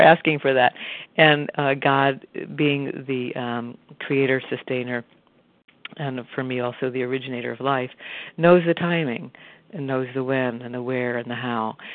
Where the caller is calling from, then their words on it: Arlington, Massachusetts, United States; from Arlington, Massachusetts.